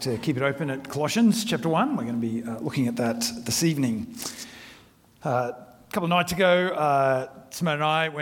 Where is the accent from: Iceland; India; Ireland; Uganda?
India; moved away; I grew up in India